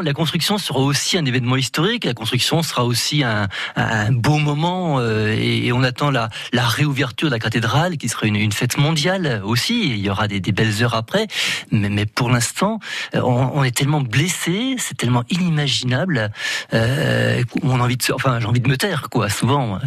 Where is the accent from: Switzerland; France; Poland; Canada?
France; en tant que français